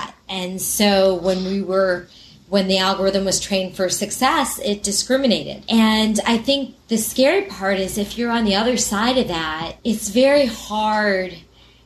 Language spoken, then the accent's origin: English; New York City, New York, United States; I'm a New Yorker